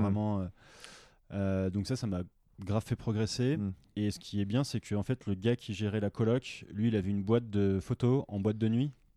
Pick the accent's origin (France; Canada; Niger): France; moved away as an adult; moi en tant que Français